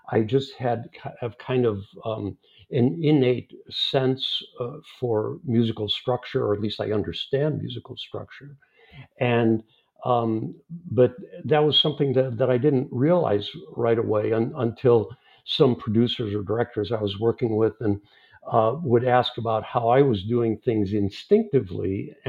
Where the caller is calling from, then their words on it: Los Angeles, California, United States; I'm in Los Angeles. It's early afternoon here